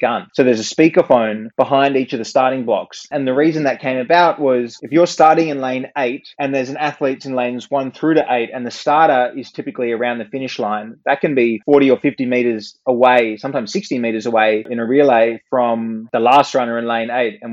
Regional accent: Australia; we're a very multicultural country

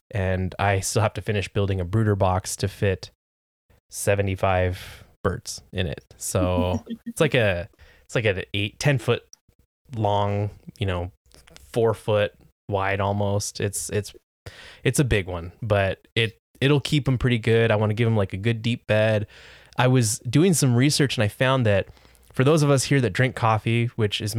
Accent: United States; I'm an American. We don't

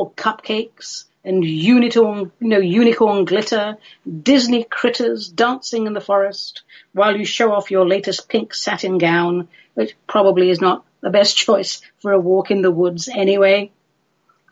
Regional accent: United Kingdom; I'm British

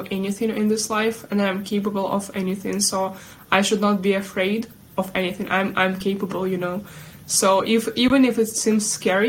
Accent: Sumy, Sumy Oblast, Ukraine; also born or lived in Kyiv; So Sumy, my native city Sumy

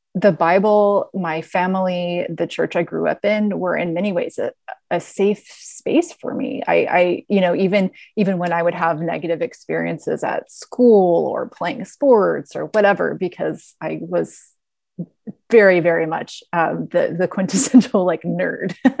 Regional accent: the South, United States; I was a very curious, very um, deep thinking um, little girl growing up in the South

